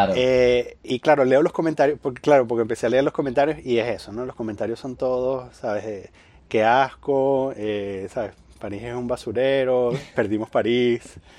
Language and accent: Spanish; Venezuela; moved away; yo vengo de Venezuela